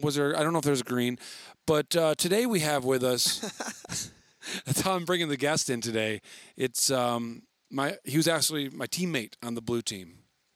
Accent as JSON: {"language": "English", "town": "Wayland", "region": "Michigan", "country": "United States", "tie": "born or raised there", "said": "my hometown, Wayland, Michigan, a very special place."}